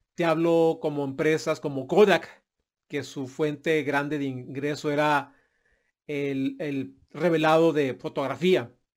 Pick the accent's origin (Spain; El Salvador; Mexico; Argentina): Mexico; mi país de origen, que es México